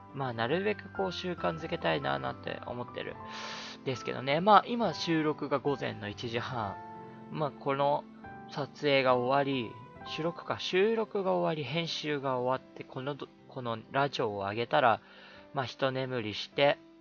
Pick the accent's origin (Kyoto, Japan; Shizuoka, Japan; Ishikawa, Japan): Shizuoka, Japan; Atami; now in Tokyo, Japan; うちの実家っていうのは、まあ、静岡県の熱海なんですけども